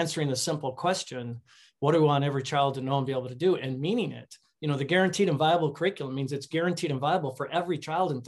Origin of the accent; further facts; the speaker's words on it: Chicago, Illinois, United States; I grew up in Chicago